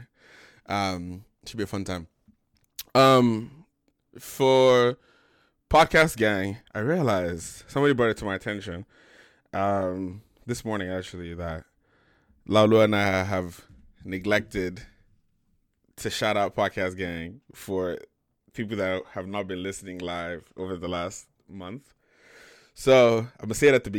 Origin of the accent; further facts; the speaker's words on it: Sacramento, California, United States; my group of guy friends that I grew up with in Sacramento